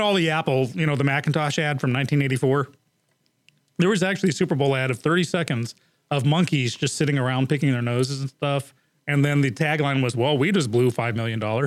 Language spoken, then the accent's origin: English; England, United Kingdom; moved away; I grew up in England, and in England, commercials are called ads